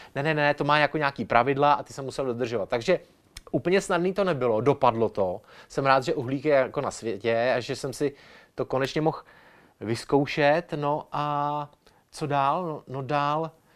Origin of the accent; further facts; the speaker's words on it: Ostrava, Moravian-Silesian Region, Czechia; jako Ostravák